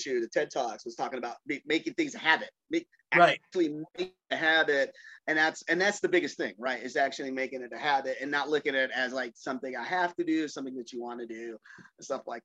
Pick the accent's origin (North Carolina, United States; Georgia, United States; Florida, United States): North Carolina, United States; I grew up in North Carolina in the 70s and 80s.